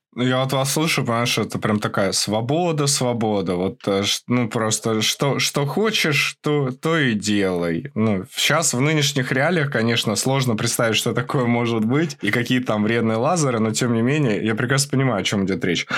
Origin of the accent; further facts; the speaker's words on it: Moscow, Russia; Я рос в Москве, а, и вот в Подмосковье